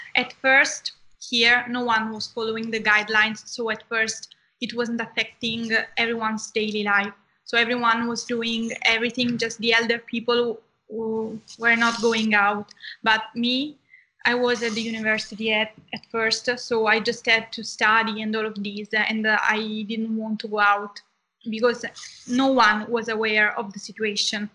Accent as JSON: {"language": "English", "region": "Southern Italy", "country": "Italy", "said": "I am from Italy. I come from the south of Italy"}